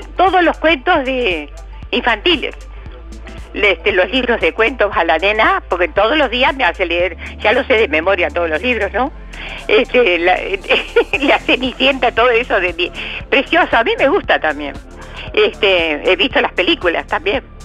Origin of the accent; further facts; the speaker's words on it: Colonia, Uruguay; somos también departamento de Colonia